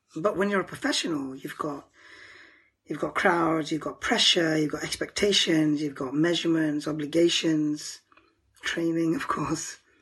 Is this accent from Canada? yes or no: no; United Kingdom; As a Pakistani, you know, we have these conflicts about who to support. And I'm second generation, and I, even though I was born in the UK